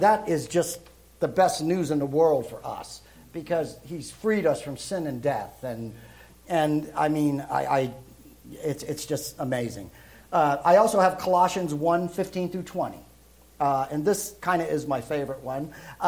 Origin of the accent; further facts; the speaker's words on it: Brooklyn, New York, United States; also born or lived in Europe; that's where I'm originally from Brooklyn. Now I was raised in Europe because my father went into the service, so you don't hear that New York accent with me.